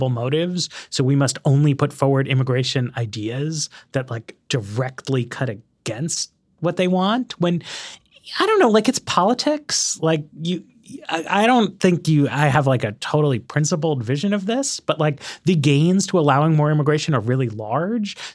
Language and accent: English; New York, United States; moved away; I grew up in New York